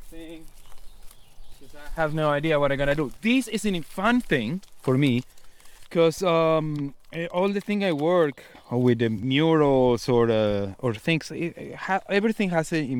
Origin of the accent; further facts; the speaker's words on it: Buenos Aires, Argentina; moved away as an adult; I was born in Buenos Aires in a neighborhood called the Slaughterhouse.